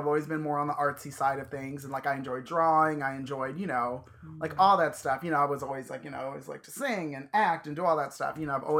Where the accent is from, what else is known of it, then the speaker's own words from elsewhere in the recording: Virginia, United States; now in California, United States; One, we're in California. I mean, I grew up in Virginia